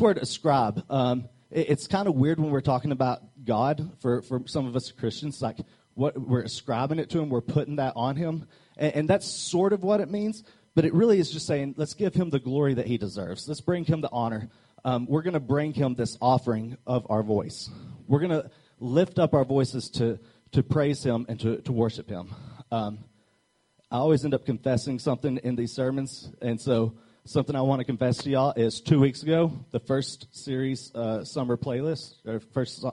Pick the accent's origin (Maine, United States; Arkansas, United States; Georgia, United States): Arkansas, United States; I'm from Arkansas